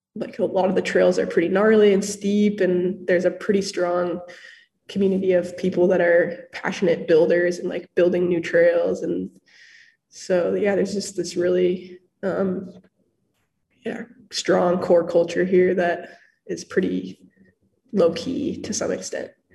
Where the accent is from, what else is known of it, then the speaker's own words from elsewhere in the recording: Hood River, Oregon, United States; moved away as an adult; now in Bellingham, United States; I grew up in Hood River, Oregon